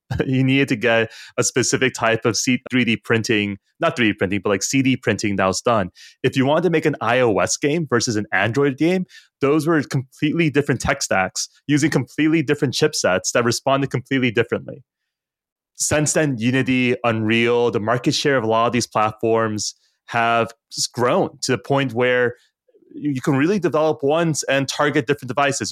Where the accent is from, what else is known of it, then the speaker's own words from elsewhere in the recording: United States; as an American, and I think all of us on the color live in the U S or are American